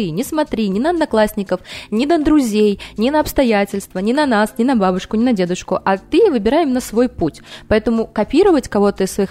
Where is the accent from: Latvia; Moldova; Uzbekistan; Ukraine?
Uzbekistan; born there; А, я родилась в Узбекистане. А, у меня мама, папа, уроженцы, так скажем